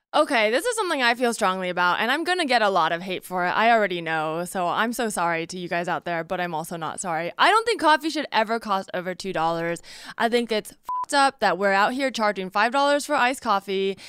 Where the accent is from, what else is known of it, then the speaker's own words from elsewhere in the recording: Palo Alto, California, United States; I'm from Palo Alto, California, Bay Area